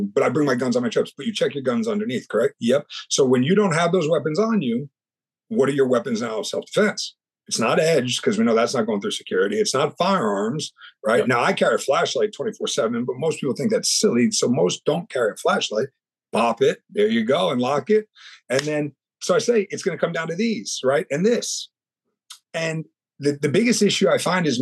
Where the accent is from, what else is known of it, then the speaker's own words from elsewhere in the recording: New York, United States; also born or lived in California; now in Orlando, United States; I'm from New York and I moved down to Florida